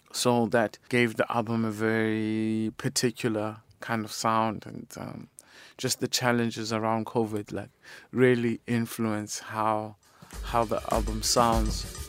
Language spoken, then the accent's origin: English; South Africa; being South African